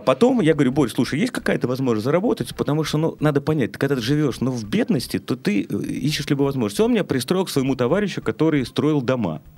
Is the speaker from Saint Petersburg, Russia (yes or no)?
yes; Saint Petersburg, Russia; я как бы жил как обычный петербуржец, ленинградец. Мы выросли